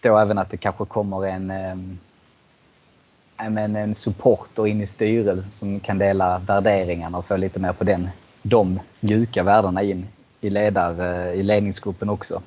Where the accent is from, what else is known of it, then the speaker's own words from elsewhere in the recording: Eslöv, Skåne, Sweden; jag är ju själv från Eslöv